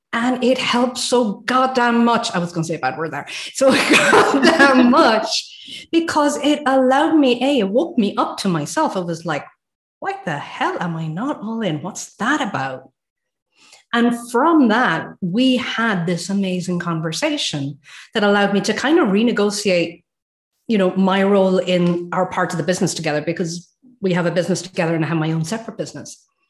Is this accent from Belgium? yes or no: no; Ireland; now in Sweden; I live in Sweden, by the way, guys. So even though I'm Irish, I've got a little finger that's Swedish.